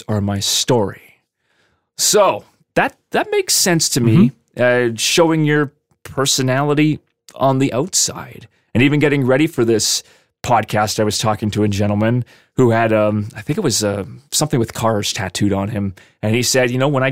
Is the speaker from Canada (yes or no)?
yes; Lethbridge, Alberta, Canada; I'm in my hometown of Lethbridge